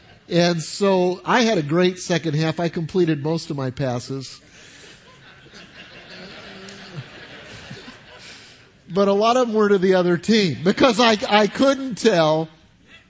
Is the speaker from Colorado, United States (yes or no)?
yes; Denver, Colorado, United States; now in South Carolina, United States; I grew up in Denver, Colorado